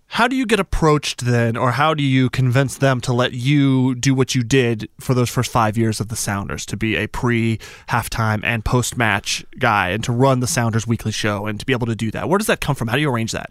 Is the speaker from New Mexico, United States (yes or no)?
yes; Albuquerque, New Mexico, United States; moved away; I'm from Albuquerque, New Mexico